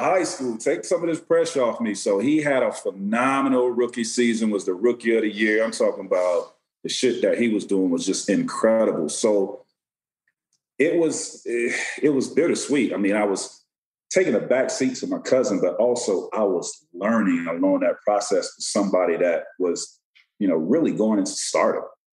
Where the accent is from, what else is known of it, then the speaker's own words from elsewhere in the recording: Auburndale, Florida, United States; I grew up in Central Florida